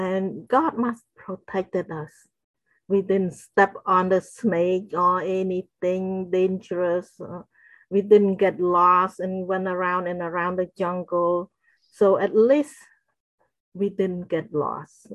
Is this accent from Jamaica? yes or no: no; Battambang, Cambodia; moved away; Battambang, where my hometown is.